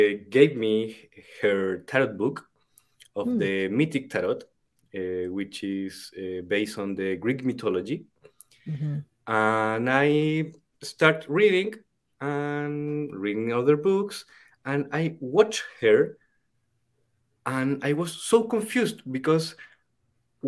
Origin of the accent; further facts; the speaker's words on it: Chile; first language Spanish; English is a second language; I'm from the El Kibale in the Chilean Andes